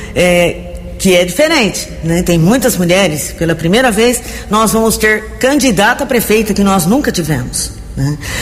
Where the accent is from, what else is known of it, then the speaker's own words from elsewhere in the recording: Americana, São Paulo, Brazil; eu sou nascida em Americana, nasci no bairro Cordenunce, aqui vivi todo esse tempo